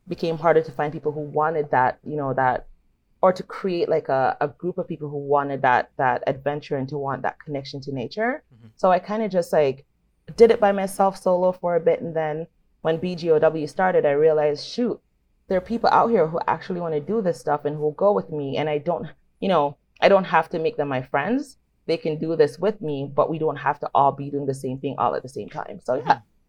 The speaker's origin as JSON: {"language": "English", "country": "Jamaica", "tie": "born or raised there", "moved": "yes", "lives_now": "Toronto, Canada", "said": "growing up in Jamaica"}